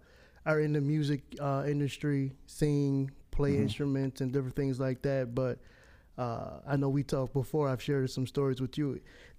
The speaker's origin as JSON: {"language": "English", "town": "Buffalo", "region": "New York", "country": "United States", "said": "I am from Buffalo, New York. Snow country, snow town, all that good stuff. And I come from a very large family, I would say. I'm a PK kid, for those who don't know what that term is, a preacher kid. Mother was an evangelist."}